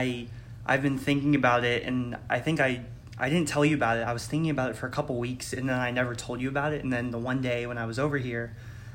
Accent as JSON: {"language": "English", "town": "Warren", "region": "Ohio", "country": "United States", "said": "I'm from Warren, Ohio"}